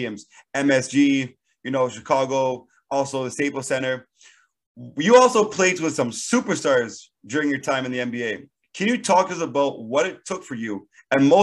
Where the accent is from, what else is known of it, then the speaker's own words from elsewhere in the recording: Canada; Me being Canadian